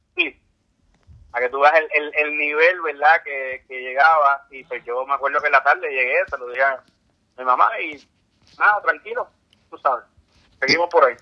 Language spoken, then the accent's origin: Spanish; San Juan, Puerto Rico; yo me crié aquí en San Juan